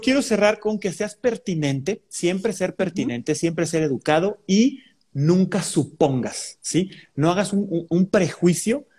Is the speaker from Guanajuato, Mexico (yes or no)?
no; San Luis Potosí, Mexico; mi ciudad natal que quiero tanto, pero que, ah, cómo tiene sus grandes detalles. San Luis Potosí.